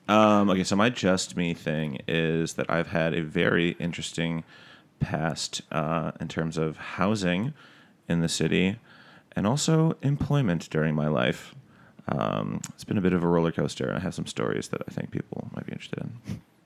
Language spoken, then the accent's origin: English; Detroit, Michigan, United States; moved away as an adult; also born or lived in Syracuse, New York / New Jersey; now in New York, United States; I'm from, uh, Detroit, Michigan is where I was born